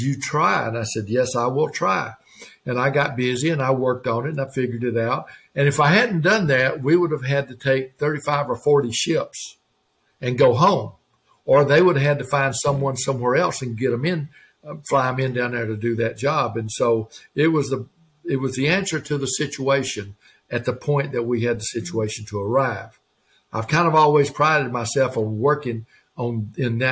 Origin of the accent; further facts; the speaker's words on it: Georgia, United States; moved away; also born or lived in Alabama / Oklahoma; shortly after that, we moved to Georgia.